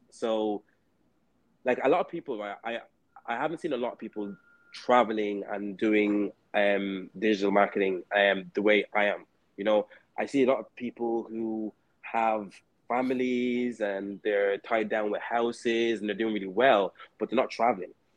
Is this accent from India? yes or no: no; Dublin, Leinster, Ireland; moved away; also born or lived in Vietnam; I'm from Ireland. I'm from Dublin, Ireland.